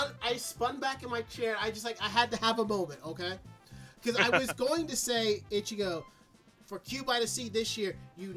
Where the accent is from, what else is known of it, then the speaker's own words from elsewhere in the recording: Westchester County, New York, United States; growing up in Westchester County, we used to have the Westchester County Fair